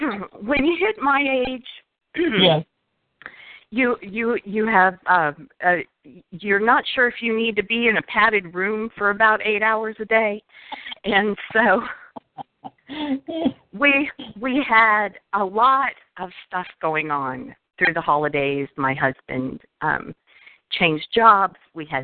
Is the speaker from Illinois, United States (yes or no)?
no; Florida, United States; also born or lived in Washington; now in Virginia, United States; I grew up in South Florida in Washington State, and so I've lived on both coasts.